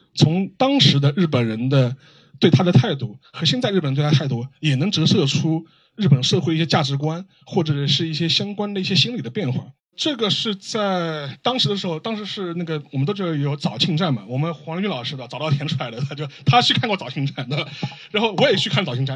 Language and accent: Chinese; China; 我们中国人